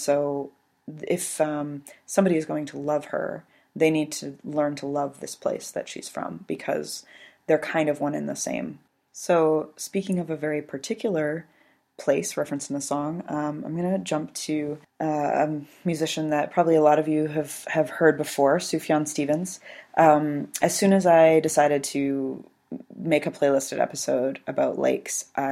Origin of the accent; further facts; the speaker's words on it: British Columbia, Canada; I was born and raised in British Columbia.